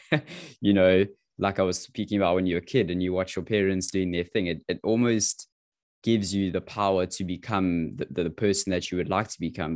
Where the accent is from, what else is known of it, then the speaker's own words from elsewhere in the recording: South Africa; as a teenager growing up in South Africa